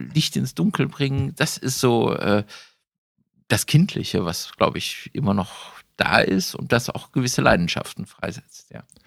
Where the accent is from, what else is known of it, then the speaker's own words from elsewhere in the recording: Düsseldorf, North Rhine-Westphalia, Germany; wir kommen ja beide aus Düsseldorf